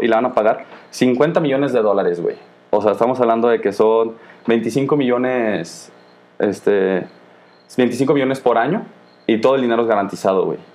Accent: Guanajuato, Mexico; Somos nosotros de Guanajuato

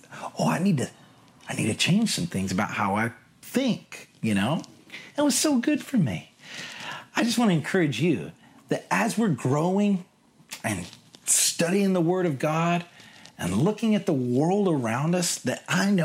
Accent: United States; also born or lived in London; now in Seattle, United States; I'm from America

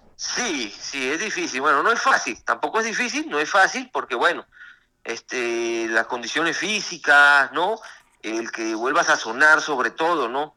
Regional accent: Mérida, Venezuela; now in Mexico; fui a mi país, tomé la alternativa con el maestro Enrique Ponce, de, padrino, y, y, bueno, fui toré algunas corridas en mi país, triunfé en mi alternativa, en Tobar, en Mérida

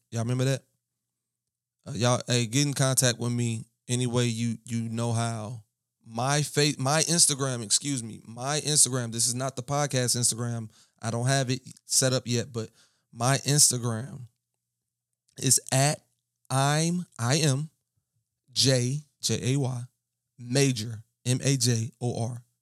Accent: Baton Rouge, Louisiana, United States; I am from Baton Rouge

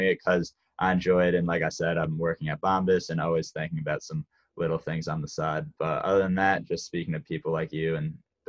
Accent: United States

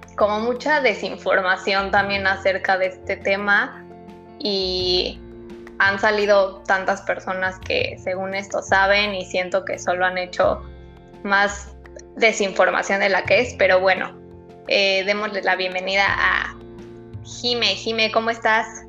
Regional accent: Mexico; la cultura como mexicanos

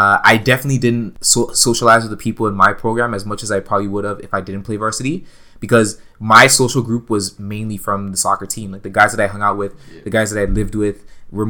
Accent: Toronto, Ontario, Canada; I grew up in Toronto. I grew up in Scarborough

